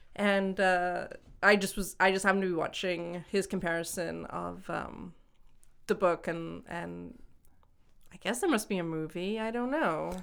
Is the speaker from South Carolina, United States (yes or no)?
no; Washington, United States; moved away; also born or lived in Hong Kong / Boston; growing up in Washington State